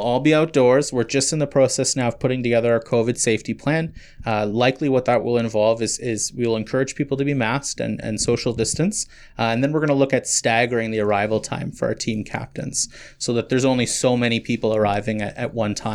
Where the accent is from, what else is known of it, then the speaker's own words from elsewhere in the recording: Kitchener, Ontario, Canada; moved away as an adult; also born or lived in St. Catharines; now in Muskoka, Canada; I'm originally from Kitchener, Waterloo area